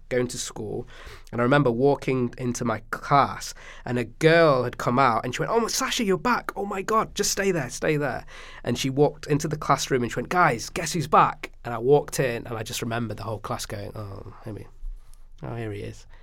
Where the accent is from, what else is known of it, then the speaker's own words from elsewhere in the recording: Stockport, North West England, United Kingdom; growing up in Stockport, talking about what it was like for me juggling two cultures